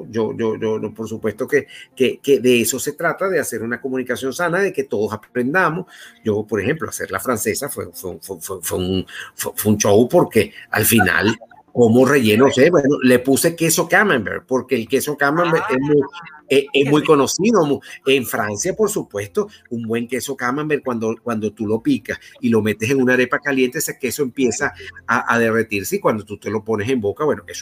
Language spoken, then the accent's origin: Spanish; Basque Country, Spain; yo soy de, del País Vasco